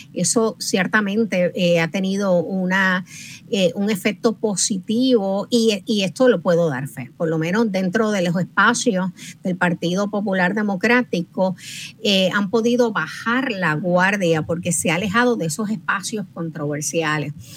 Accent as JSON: {"language": "Spanish", "country": "Puerto Rico", "said": "somos una isla caribeña"}